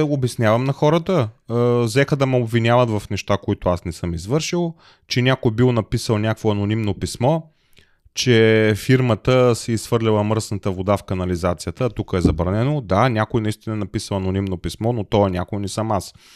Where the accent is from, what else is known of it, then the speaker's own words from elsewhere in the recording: Plovdiv, Plovdiv Province, Bulgaria; moved away as an adult; also born or lived in Smolyan; now in Germany; аз съм от Пловдив